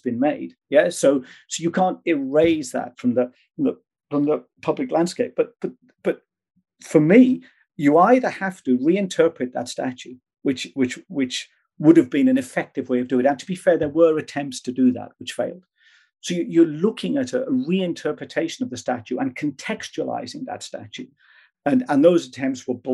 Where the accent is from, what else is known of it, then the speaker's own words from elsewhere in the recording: Wales, United Kingdom; I'm Welsh by birth.